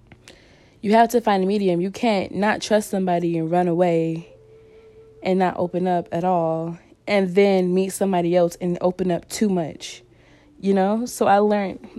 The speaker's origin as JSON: {"language": "English", "region": "North Carolina", "country": "United States", "tie": "born or raised there", "also_born_or_lived": "California", "moved": "as an adult", "said": "my hometown that I had, my home state, which was North Carolina"}